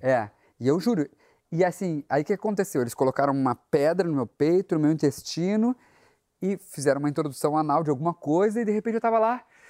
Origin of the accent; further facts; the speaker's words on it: Ijuí, Rio Grande do Sul, Brazil; moved away; a minha primeira lembrança é cidade do interior do Rio Grande do Sul, sou, sou gaúcho